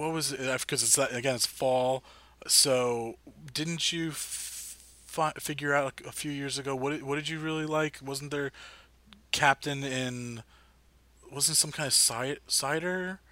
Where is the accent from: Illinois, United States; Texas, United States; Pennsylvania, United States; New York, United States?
Pennsylvania, United States; Philadelphia; grew up in Philly, cheesesteaks.